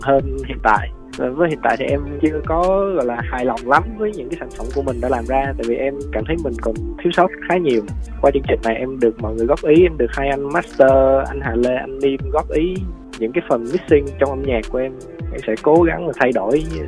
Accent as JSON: {"language": "Vietnamese", "town": "Long Khanh", "region": "Dong Nai", "country": "Vietnam", "tie": "born or raised there", "moved": "yes", "lives_now": "Ho Chi Minh City, Vietnam"}